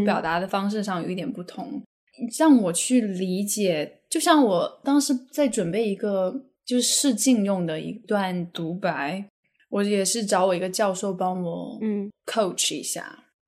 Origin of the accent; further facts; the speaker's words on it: Hunan, China; moved away as an adult; now in Los Angeles, United States; 我就开始说我的方言，因为我是湖南人